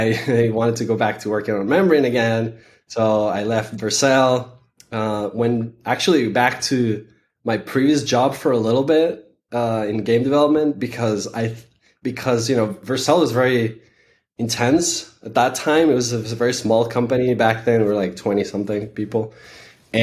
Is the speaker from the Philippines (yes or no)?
no; Venezuela; moved away; also born or lived in San Francisco; I am originally from Venezuela